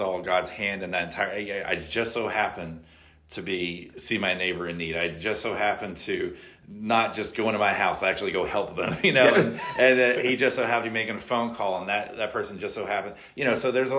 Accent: Memphis, Tennessee, United States; moved away as an adult; also born or lived in Dallas, Texas; now in Little Rock, United States; I'm a Memphian, born and raised in Memphis.

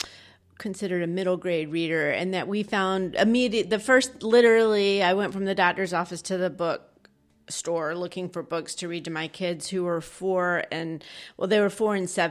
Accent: Georgia, United States; We're actually both from Georgia, but we've lived sort of all over the place.

